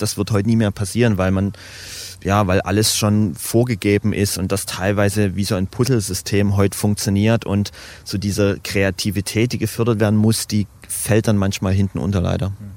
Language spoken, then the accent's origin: German; Dresden, Saxony, Germany; ich bin geboren, aufgewachsen, nie weggezogen